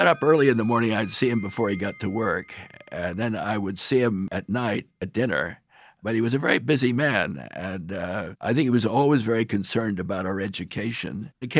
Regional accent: Brandon, Manitoba, Canada; born there; Well, I was born in Canada, in Brandon, Manitoba, where my father's first appointment was at the Brandon Medical Institute.

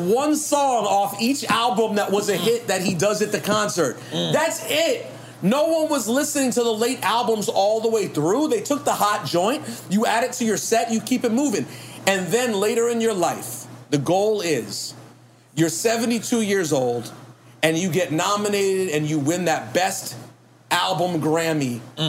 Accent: Chevy Chase, Maryland, United States; I'm from Chevy Chase, Maryland.

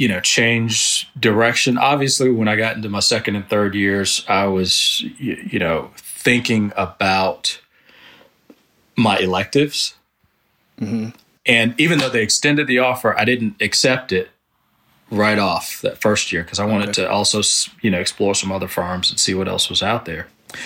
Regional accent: Alabama, United States; I'm an architecture major. You know, I grew up in Alabama.

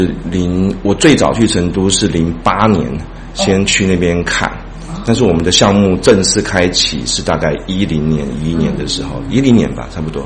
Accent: Tainan, Taiwan; moved away as an adult; also born or lived in Chengdu; 台南出生，土生土长。

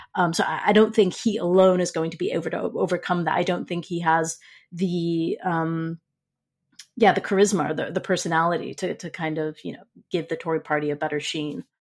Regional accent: United States; saying this as an American

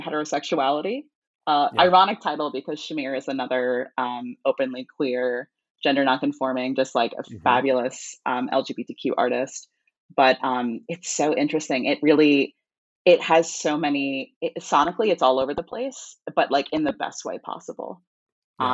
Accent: New York area, United States; I'm from the New York area.

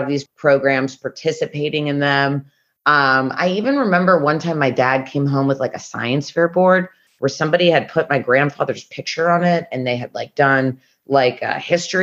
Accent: Memphis, Tennessee, United States; I've always grown up with a kosher home in Memphis, Tennessee

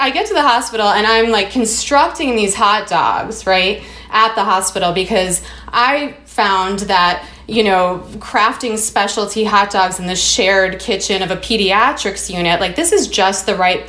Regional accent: Chicago, Illinois, United States; I'm from Chicago

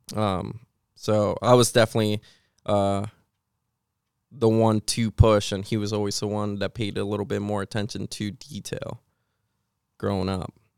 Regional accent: Puerto Rico; also born or lived in Washington State, United States; now in Pennsylvania, United States; I grew up with my mom, so that's, uh, that's where I grew up, Puerto Rico.

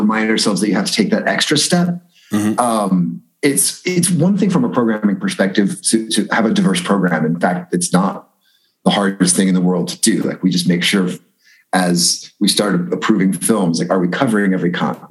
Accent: Danville, United States; moved away; my hometown of Danville and my high school years

